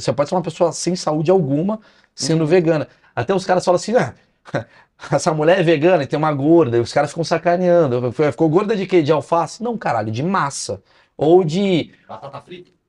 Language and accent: Portuguese; Brazil